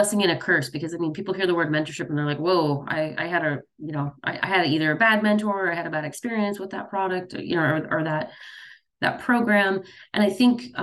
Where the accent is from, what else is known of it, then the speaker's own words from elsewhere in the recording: Chicago, Illinois, United States; I grew up in the Midwest. I was raised, born and raised in Chicago.